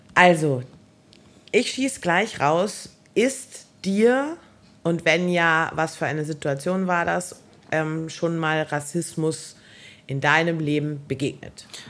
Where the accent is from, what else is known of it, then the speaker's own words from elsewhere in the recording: Germany; ich bin halt urdeutsch. Also ich bin in Deutschland geboren